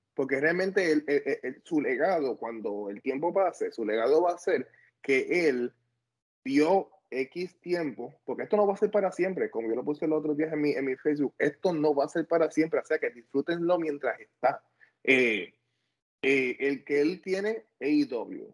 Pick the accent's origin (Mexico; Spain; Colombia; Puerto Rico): Puerto Rico; Ponce; yo soy de Ponce